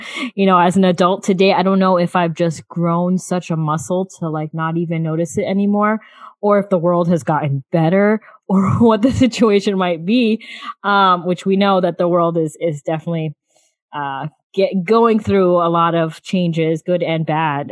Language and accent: English; South Florida, United States; many age brackets um, of my life growing up in South Florida